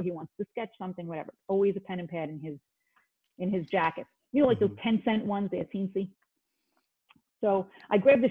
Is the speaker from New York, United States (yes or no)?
yes; New York City, New York, United States; growing up in Bensonhurst, everybody tried to look like John Travolta